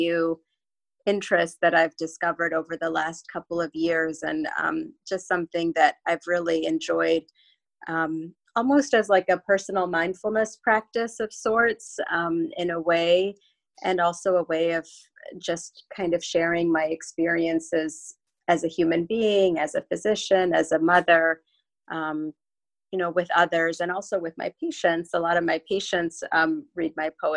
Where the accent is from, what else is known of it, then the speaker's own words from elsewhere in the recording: Chicago, Illinois, United States; moved away as an adult; now in Newport Beach, United States; I'm originally from the Midwest, from Chicago, which is where I grew up